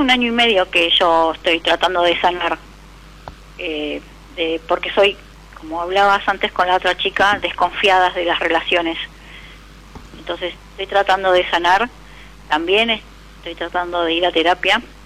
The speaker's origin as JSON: {"language": "Spanish", "town": "Santos Lugares", "region": "Buenos Aires Province", "country": "Argentina", "said": "De 3 de febrero, provincia de Buenos Aires"}